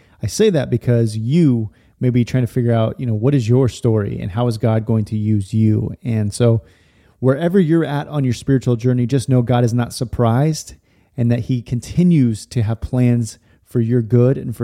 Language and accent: English; Stockton, California, United States; I grew up in Stockton area, Lodi, Stockton.